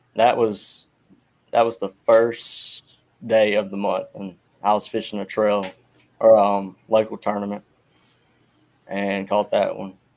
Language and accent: English; Purvis, Mississippi, United States; I'm from Purvis, Mississippi